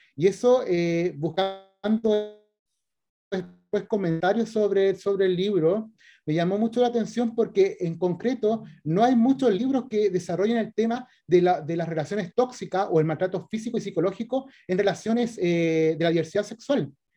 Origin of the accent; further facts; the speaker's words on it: Valparaíso, Chile; moved away as an adult; now in Viña del Mar, Chile; nací el 81 en Valparaíso y después me cambié para Viña, así que en realidad soy más porteño, pero está bien, como escritor viña marino porque vivo hace rato en Viña, pero, pero yo me eduqué y todo en Valparaíso.